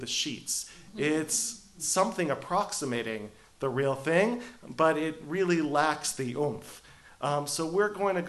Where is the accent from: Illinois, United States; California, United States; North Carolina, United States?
California, United States; Long Beach; I am a American boy. I grew up in Long Beach, about 20 miles up the 405 freeway.